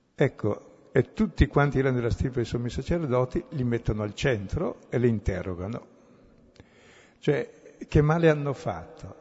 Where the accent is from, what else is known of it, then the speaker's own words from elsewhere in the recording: Brescia, Lombardy, Italy; son bresciano